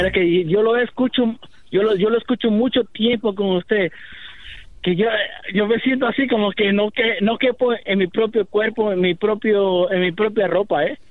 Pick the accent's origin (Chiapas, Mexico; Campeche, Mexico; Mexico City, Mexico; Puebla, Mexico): Puebla, Mexico; Izúcar de Matamoros; now in New York, United States; yo soy de Puebla